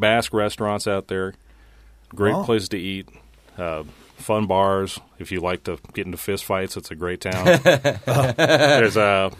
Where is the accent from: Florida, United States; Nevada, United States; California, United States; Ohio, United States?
Nevada, United States; I grew up in Nevada.